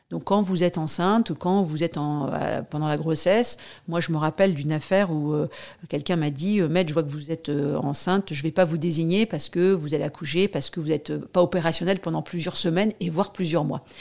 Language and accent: French; Paris, Île-de-France, France; Je, je viens pas de la banlieue, je suis vraiment un pur produit, euh, enfin, j'ai de, de, de province, mais je suis née à Paris.